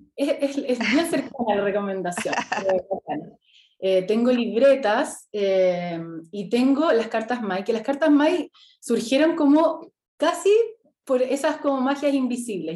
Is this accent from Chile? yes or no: yes; Temuco, Araucanía, Chile; moved away as an adult; also born or lived in Santiago; Yo nací en Temuco, estudié, me, vine a Santiago a estudiar arquitectura